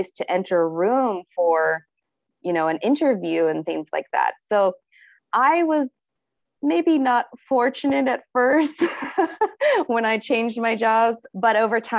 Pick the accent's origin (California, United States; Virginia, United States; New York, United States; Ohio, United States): Ohio, United States; moved away as an adult; now in Tokyo, Japan; I am from Ohio State in the United States of America